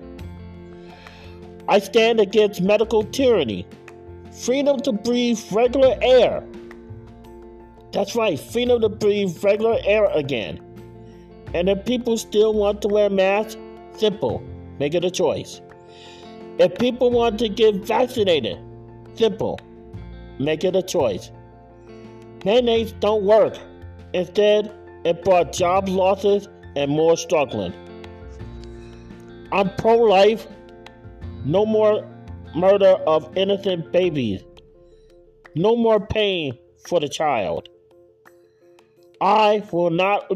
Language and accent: English; United States; As an American and as a candidate for Senate